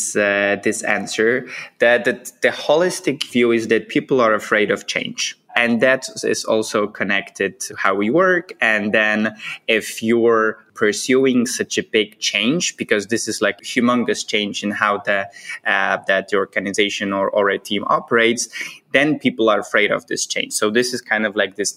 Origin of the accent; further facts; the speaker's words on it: Poland; moved away as an adult; also born or lived in United States / Vietnam; together with my wife, we are originally from Poland.